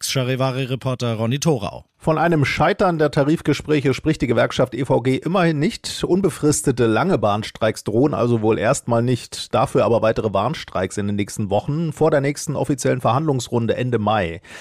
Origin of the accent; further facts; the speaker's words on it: Munich, Bavaria, Germany; Als Fußballfan, als Architekturfreund und natürlich als Münchner geht mir da das Herz auf.